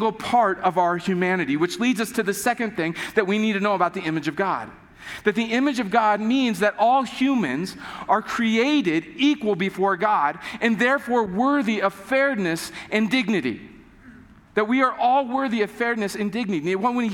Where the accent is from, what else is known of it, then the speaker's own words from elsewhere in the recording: United States; we grew up in America, most of us have grown up in the U.S.